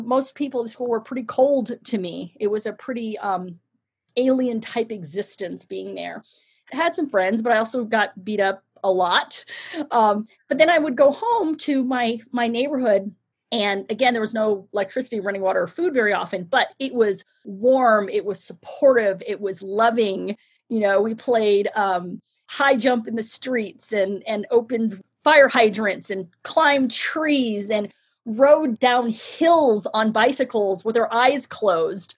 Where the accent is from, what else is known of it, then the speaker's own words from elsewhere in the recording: San Francisco, California, United States; I grew up in San Francisco in the Sunnydale district